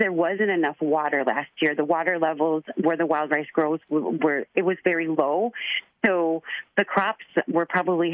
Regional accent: Chicago, Illinois, United States; I grew up in Chicago, 250 miles away from my reservation

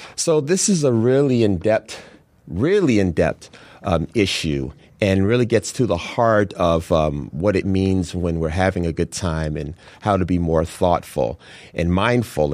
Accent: Chicago, Illinois, United States; having been born and raised in Chicago

